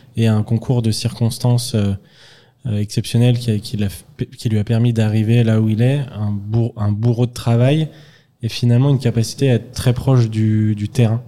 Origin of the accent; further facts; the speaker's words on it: Lyon, Auvergne-Rhône-Alpes, France; je viens pas de la campagne, une petite ville, mais je viens de Lyon